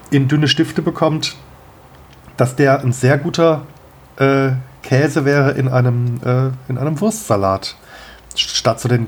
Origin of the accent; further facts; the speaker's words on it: Kehl, Baden-Württemberg, Germany; es gab also in meiner Jugend gab es in Kehl einen Irish Pub